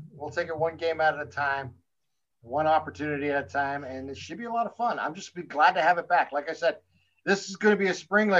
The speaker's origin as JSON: {"language": "English", "area": "Mahoning Valley", "region": "Ohio", "country": "United States", "said": "I'm from the Mahoning Valley."}